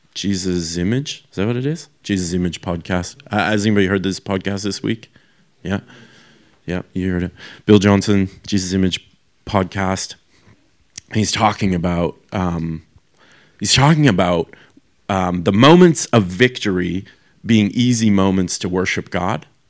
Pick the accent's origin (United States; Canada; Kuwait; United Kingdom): Canada; moved away as an adult; now in Australia; I'm from Canada